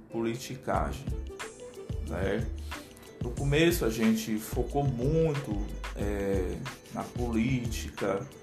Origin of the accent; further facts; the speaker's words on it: Aracati, Ceará, Brazil; o nome é uma homenagem à minha cidade, onde eu moro, onde eu nasci, né?